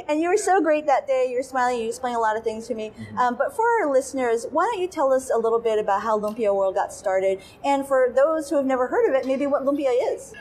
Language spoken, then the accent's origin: English; Hawaii, United States; I'm also half Japanese, but I grew up in Hawaii